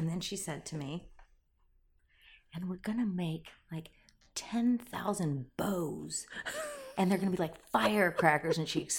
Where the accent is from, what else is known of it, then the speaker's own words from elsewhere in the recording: Arizona, United States; also born or lived in San Diego, California; I was born in San Diego. My dad was a Navy guy, and then raised in Arizona, which was, you know, the Valley of the Sun.